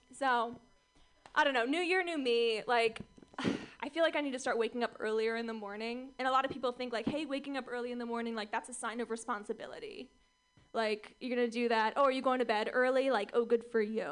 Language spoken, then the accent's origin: English; Orange County, California, United States; I grew up in Orange County, California